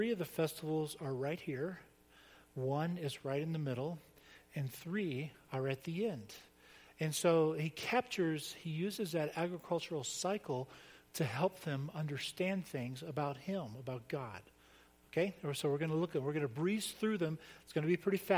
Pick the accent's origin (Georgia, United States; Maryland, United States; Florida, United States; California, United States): Florida, United States; I grew up in Florida on the beach